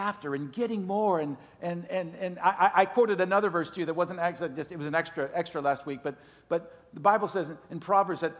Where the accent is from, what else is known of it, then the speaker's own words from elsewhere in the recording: Green Bay, Wisconsin, United States; moved away as an adult; now in Miami, United States; growing up in Green Bay, Wisconsin